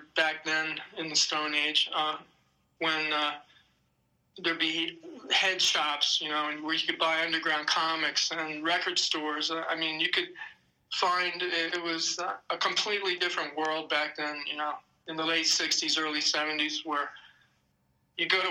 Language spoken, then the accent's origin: English; Maryland, United States; moved away as an adult; also born or lived in New York; growing up in Maryland, I wasn't that culturally deprived